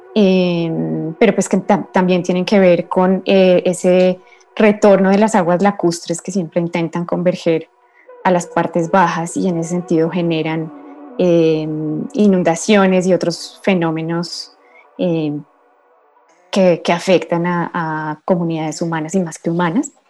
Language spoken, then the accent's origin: Spanish; Colombia; moved away as an adult; now in Mexico City, Mexico; originaria de Colombia, mexicana de adopción, resido en la Ciudad de México desde hace siete años